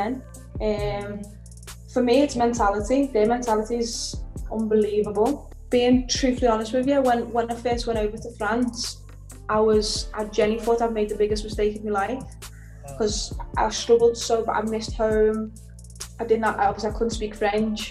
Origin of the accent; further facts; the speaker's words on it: Liverpool, North West England, United Kingdom; also born or lived in Lyon / Manchester; I grew up in Liverpool. It's a city made for football